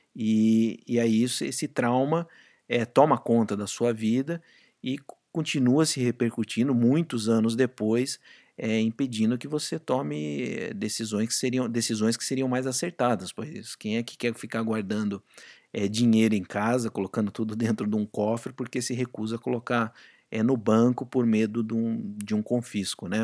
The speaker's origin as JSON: {"language": "Portuguese", "country": "Brazil", "moved": "as an adult", "said": "quando eu saí do Brasil e fui trabalhar fora, é, meu salário praticamente quadriplicou"}